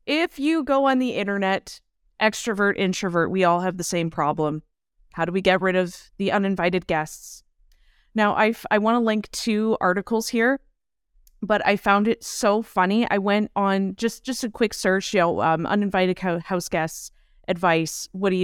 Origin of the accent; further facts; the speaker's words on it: Ireland; Listen, I'm Irish. Okay.